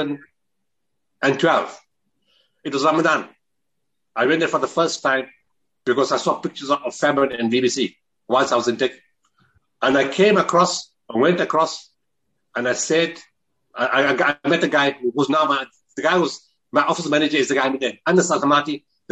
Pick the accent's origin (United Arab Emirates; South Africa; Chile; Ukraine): South Africa; Potchefstroom, North West; I was born in Potterstrom